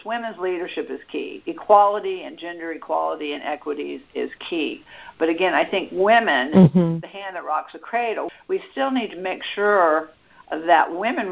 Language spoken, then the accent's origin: English; Virginia, United States; I grew up in Virginia